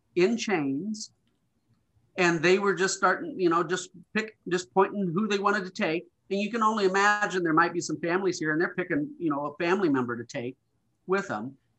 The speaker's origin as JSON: {"language": "English", "region": "Montana", "country": "United States", "tie": "born or raised there", "moved": "yes", "said": "growing up in Montana, there, there was just a different attitude here"}